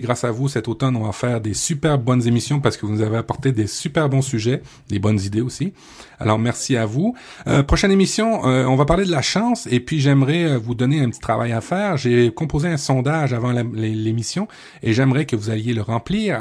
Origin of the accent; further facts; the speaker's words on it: Quebec, Canada; chez nous au Québec